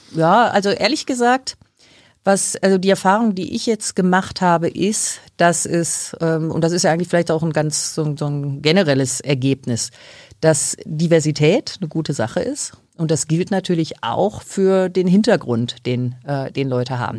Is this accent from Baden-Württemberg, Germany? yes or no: no; Dortmund, North Rhine-Westphalia, Germany; wurde in ähm, Dortmund geboren. Ja, ich bin da ähm, also aufgewachsen